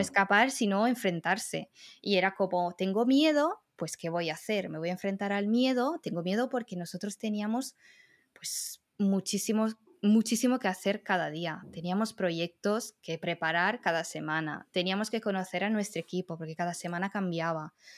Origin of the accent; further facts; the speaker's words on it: Riccione, Emilia-Romagna, Italy; Spanish is a second language; moved away; yo soy italiana